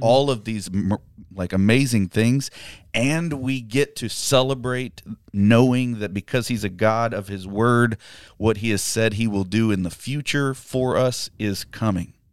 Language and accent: English; United States; being American